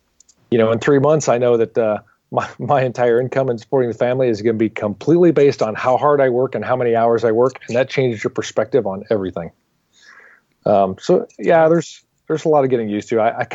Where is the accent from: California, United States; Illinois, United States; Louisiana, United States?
Illinois, United States; moved away; I came from a tiny little farming community in Illinois. And so I kind of grew up, you know, as a pseudo farmer, baled hay